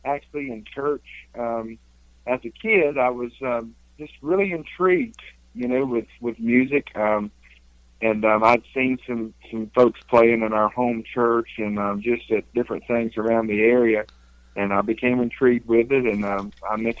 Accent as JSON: {"language": "English", "town": "Richlands", "region": "North Carolina", "country": "United States", "tie": "born or raised there", "moved": "as an adult", "lives_now": "Pigeon Forge, United States", "said": "I was born and raised in Eastern North Carolina, Richlands, North Carolina, the Jacksonville area"}